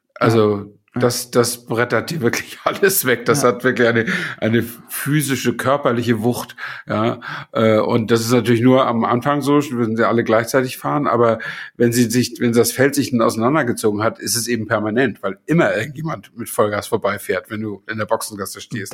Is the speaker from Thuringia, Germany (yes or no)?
no; Flensburg, Schleswig-Holstein, Germany; ich stamme aus Flensburg und nicht aus Buxtehude